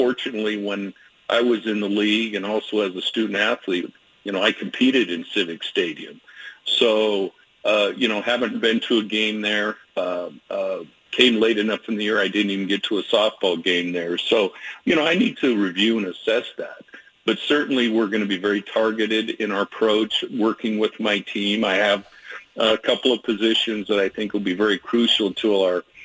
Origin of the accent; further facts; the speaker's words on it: Spokane, Washington, United States; now in Portland, United States; Loved my time at Washington State growing up in Spokane, had great friends there